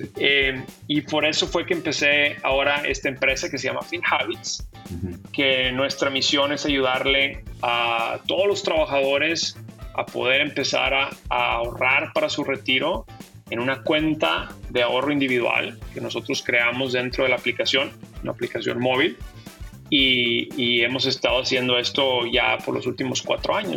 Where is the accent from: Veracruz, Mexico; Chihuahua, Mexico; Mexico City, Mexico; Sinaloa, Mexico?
Chihuahua, Mexico; Ciudad Juárez; moved away as an adult; also born or lived in El Paso / Boston; now in United States; yo crecí en la frontera, eh, yo soy de Ciudad Juárez